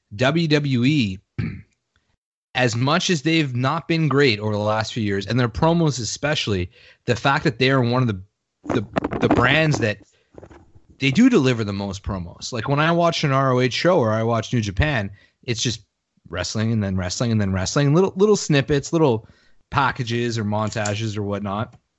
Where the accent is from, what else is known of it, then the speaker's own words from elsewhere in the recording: Canada; I'm a Canadian